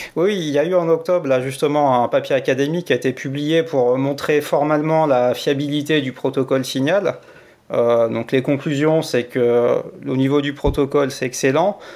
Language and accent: French; France; now in Switzerland; je suis français.